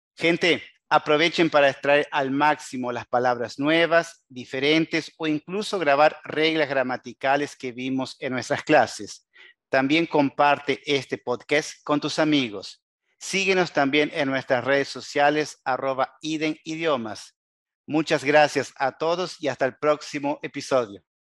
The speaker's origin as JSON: {"language": "Spanish", "country": "Uruguay"}